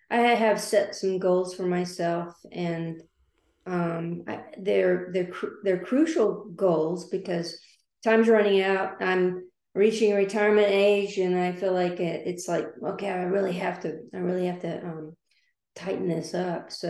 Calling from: Liberty Hill, Texas, United States; coming from the Austin, Texas area. I'm just northwest of Austin, Texas, in Liberty

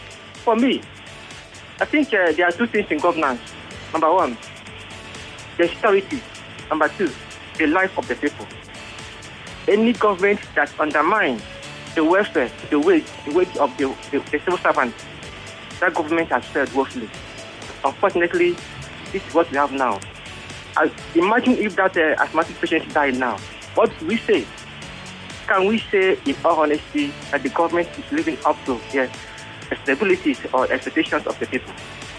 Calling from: Ojo, Lagos, Nigeria; I am calling from Ojo.

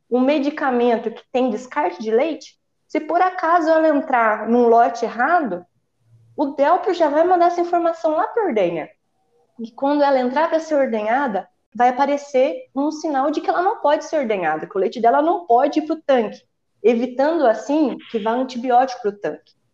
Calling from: Ribeirão Preto, São Paulo, Brazil; Estou falando aqui de Ribeirão Preto.

